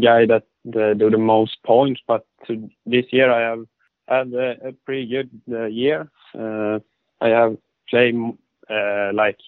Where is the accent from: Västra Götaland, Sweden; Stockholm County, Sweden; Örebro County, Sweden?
Örebro County, Sweden; I am from Örebro. Maybe a little smaller town outside Örebro.